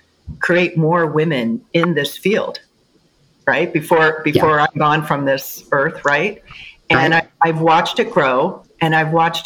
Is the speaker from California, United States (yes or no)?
yes; California, United States; moved away as an adult; now in Colorado, United States; I grew up in California